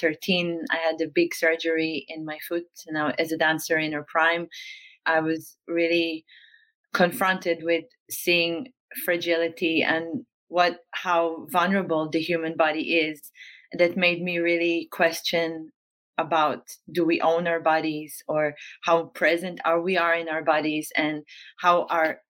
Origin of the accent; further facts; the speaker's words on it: Northern District, Israel; moved away as an adult; now in Amsterdam, Netherlands; I grew up in Israel, in the north part of Israel, in a very small town. And I moved to Holland in 2008. This is my base now in Amsterdam